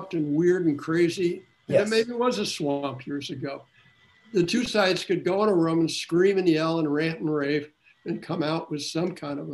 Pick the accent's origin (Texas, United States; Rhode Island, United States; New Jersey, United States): New Jersey, United States; moved away; I was from New Jersey